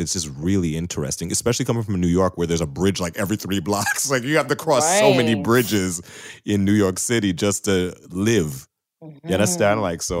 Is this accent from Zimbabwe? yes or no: no; Jamaica; I'm Jamaican, so we speak Patois.